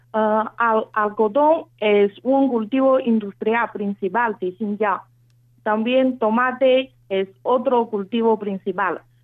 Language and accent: Spanish; Xinjiang, China; Spanish is a second language; moved away as an adult; also born or lived in Beijing, China; now in Argentina; Yo nací y crecí en Xinjiang